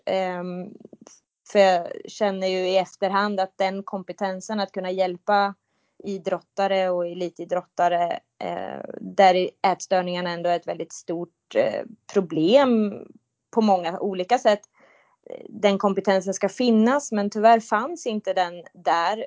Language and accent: Swedish; countryside between Mjölby and Mantorp, Östergötland, Sweden; also born or lived in Motala; Jag är uppvuxen på landet mellan eh, Mjölby och Mantorp